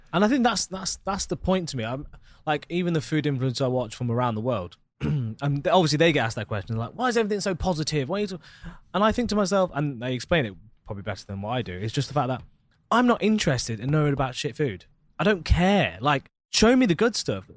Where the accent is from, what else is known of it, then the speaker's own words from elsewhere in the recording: Leicester, East Midlands, United Kingdom; now in Dubai, United Arab Emirates; I'm from Leicester in England, right in the middle of England